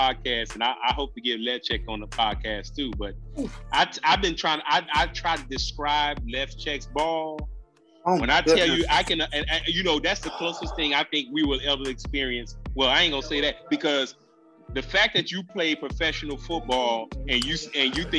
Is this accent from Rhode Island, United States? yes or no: no; Miami, Florida, United States; I'm from Florida. I'm from Miami.